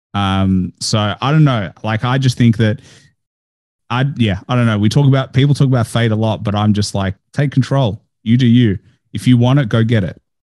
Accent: Melbourne, Victoria, Australia; I was born in Australia. I'm first generation

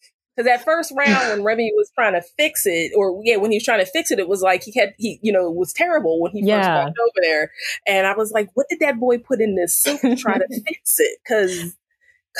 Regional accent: New Jersey, United States; moved away; also born or lived in Arizona; I lived in Arizona, I grew up in New Jersey.

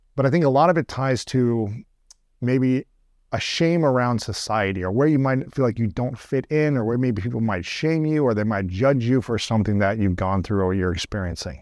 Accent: Ohio, United States; I grew up in Ohio

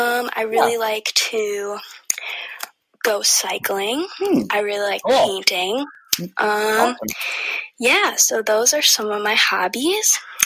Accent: Wisconsin, United States; I'm from Wisconsin.

